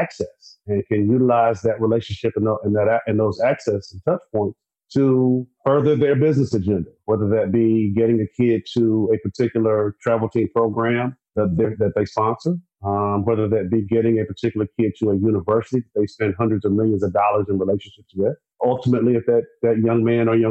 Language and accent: English; South Carolina, United States; I'm from South Carolina